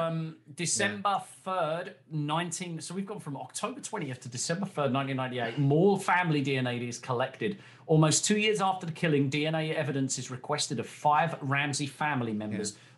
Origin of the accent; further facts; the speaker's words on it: United Kingdom; ourselves being British